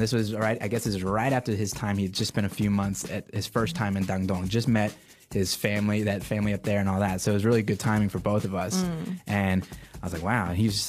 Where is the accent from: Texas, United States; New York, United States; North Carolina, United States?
Texas, United States; Austin; moved away as an adult; also born or lived in Bangkok, Thailand; now in Shanghai, China; being from Austin, growing up in Austin